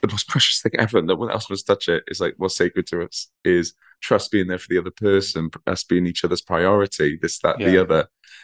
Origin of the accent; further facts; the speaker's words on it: Quaker's Yard, Wales, United Kingdom; I grew up in the valleys just down the road in a place called Quaker's Yard